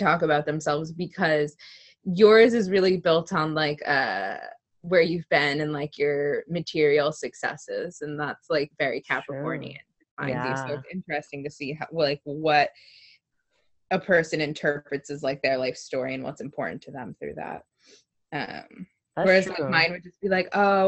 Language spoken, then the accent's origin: English; Connecticut, United States; I was born in Connecticut, and my parents lived together